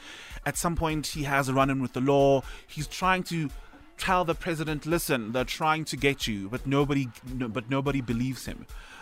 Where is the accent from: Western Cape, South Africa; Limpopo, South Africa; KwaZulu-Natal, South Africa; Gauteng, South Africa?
Gauteng, South Africa; Pretoria; So, my hometown, Pretoria, best city in the world, by the way.